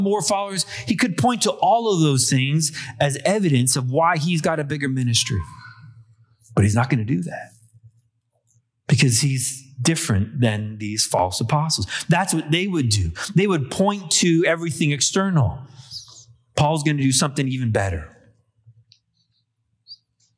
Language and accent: English; Canada; I'm a Canadian born of English and Irish descent